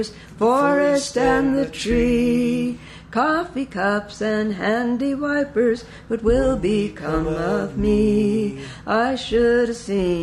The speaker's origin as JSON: {"language": "English", "town": "Longview", "region": "Washington", "country": "United States", "said": "I'm from Longview, which is a huge lumber mill town"}